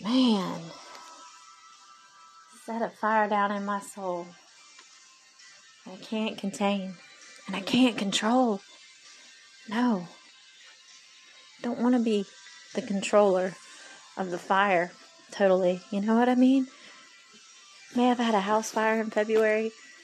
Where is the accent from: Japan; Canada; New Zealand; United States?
Japan; born there; I was born in Japan